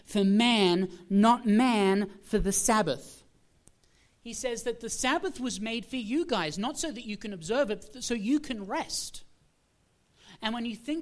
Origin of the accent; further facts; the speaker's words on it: Australia; moved away; I am originally from Australia